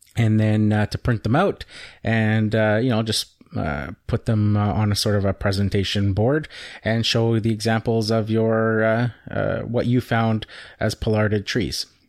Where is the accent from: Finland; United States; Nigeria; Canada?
Canada; I'm Canadian